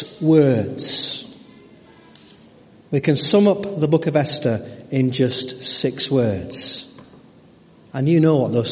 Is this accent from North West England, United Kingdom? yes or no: yes; Stockport, North West England, United Kingdom; moved away as an adult; also born or lived in Burnley; I was brought up in Stockport Baptist Church.